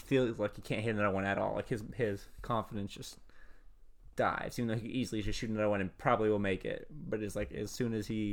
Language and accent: English; Louisville area, Kentucky, United States; We're basically from Louisville